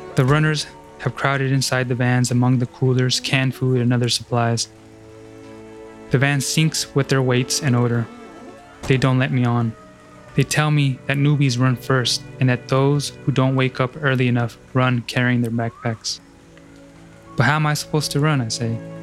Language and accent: English; Washington, United States; my home state of Washington